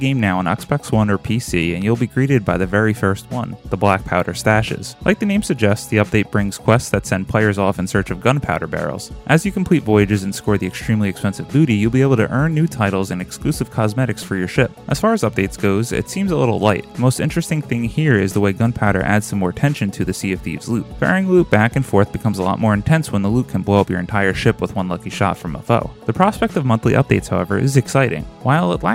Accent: New Jersey, United States; my home state of New Jersey

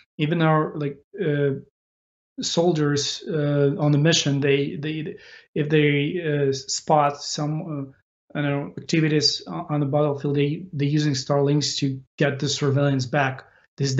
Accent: Ukraine; we fight for our nation, for our existence of the nation of Ukraine

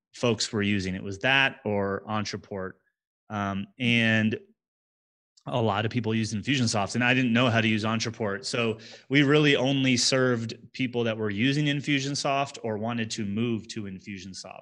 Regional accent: New Jersey, United States; moved away as an adult; now in Denver, United States; I grew up in New Jersey in the United States

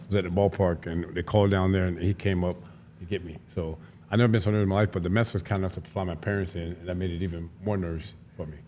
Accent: Tampa, Florida, United States; I'm from Florida originally, from Tampa

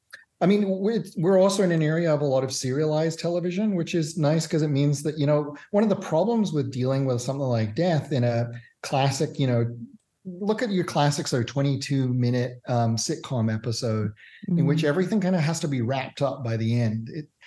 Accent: Australia; also born or lived in Canada / Singapore / Hong Kong; Born in Canada, but I'm also English and grew up in Australia, Singapore, and Hong Kong as well.

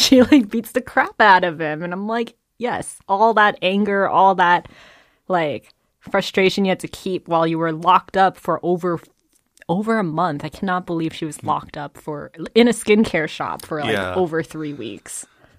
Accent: Georgia, United States; also born or lived in New Jersey; I graduated from high school. I moved from Georgia to New York City.

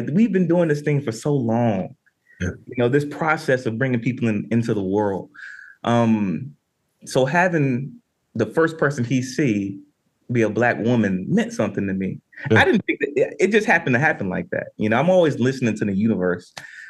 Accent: Southern United States, United States; But to the Andre piece, for me growing up in the South

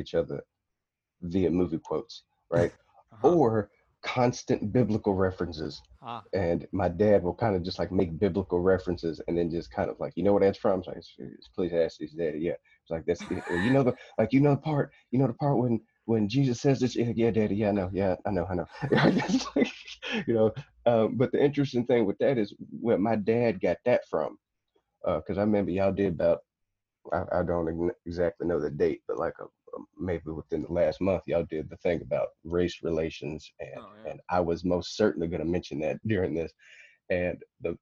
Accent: Murfreesboro, Tennessee, United States; accent: country; moved away as an adult; also born or lived in Fukushima, Japan; I'm from Tennessee. I'm from Murfreesboro, Tennessee.

